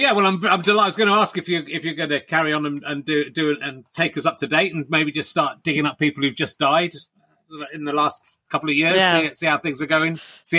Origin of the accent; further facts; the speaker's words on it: Cheddar, South West England, United Kingdom; also born or lived in Pocklington; And I was born in Pocklington and grew up in Cheddar.